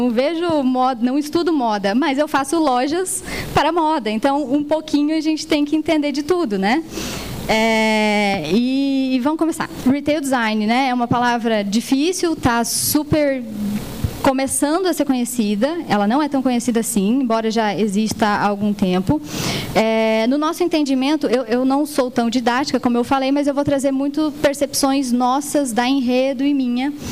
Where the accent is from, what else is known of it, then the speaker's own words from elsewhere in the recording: Goiás, Brazil; Nós somos goianos, né? É uma, é uma empresa genuinamente goiana, tá com expansão para São Paulo.